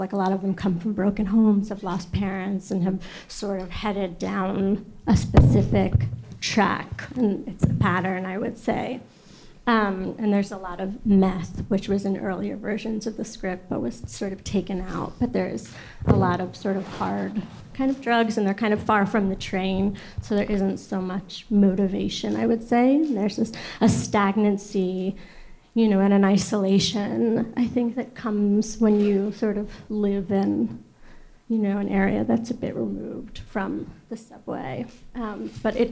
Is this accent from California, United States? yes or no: no; New York City, New York, United States; I grew up in Flatbush, in the 80s and the 90s